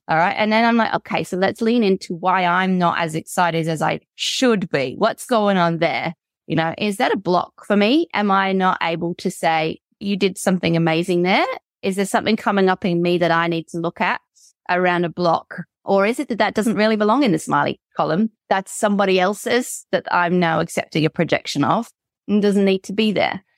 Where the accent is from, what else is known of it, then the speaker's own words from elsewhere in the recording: United Kingdom; moved away as an adult; now in Australia; I'm British, right? And I moved here 12 years ago to Australia